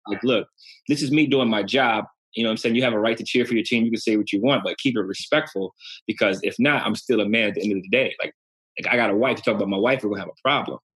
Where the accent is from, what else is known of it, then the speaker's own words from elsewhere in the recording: Ohio, United States; moved away; I'm from Ohio